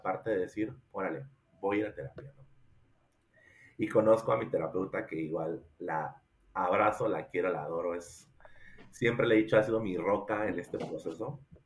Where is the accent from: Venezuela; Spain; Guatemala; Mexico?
Mexico; Coatzacoalcos, Veracruz; now in Querétaro, Mexico; soy originario de Coatzacoalcos, Veracruz